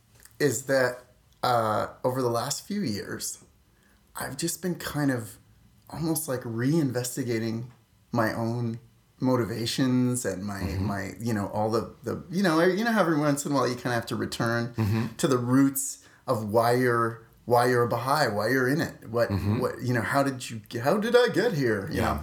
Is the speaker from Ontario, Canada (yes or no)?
no; Saskatoon, Saskatchewan, Canada; Saskatoon, Saskatchewan. That's a real place.